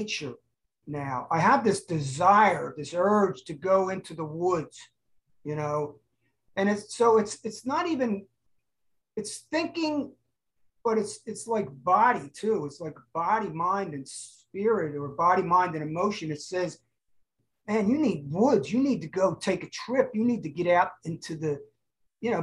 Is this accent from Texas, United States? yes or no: no; Cherry Hill, New Jersey, United States; now in Huntington Beach, United States; I was from South Jersey, outside of Cherry Hill.